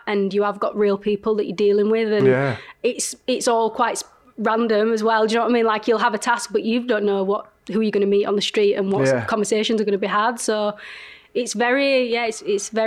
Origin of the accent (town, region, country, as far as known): Leeds, Yorkshire and the Humber, United Kingdom; accent: strong Northern